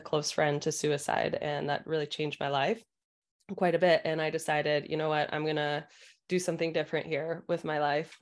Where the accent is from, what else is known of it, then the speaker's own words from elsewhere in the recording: Michigan, United States; moved away as an adult; now in California, United States; I was born and raised in Michigan